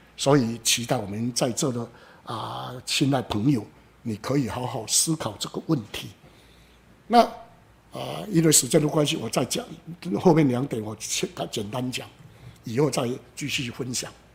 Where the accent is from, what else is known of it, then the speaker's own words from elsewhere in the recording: Xingang, Chiayi County, Taiwan; 我故乡新港